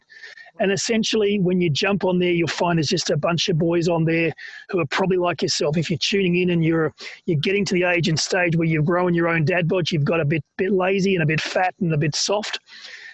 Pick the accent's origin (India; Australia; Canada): Australia; I'm an Aussie